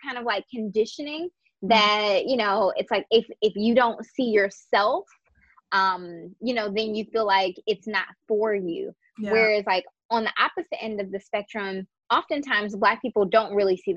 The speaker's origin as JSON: {"language": "English", "country": "United States", "said": "for the average Black person, we are just American."}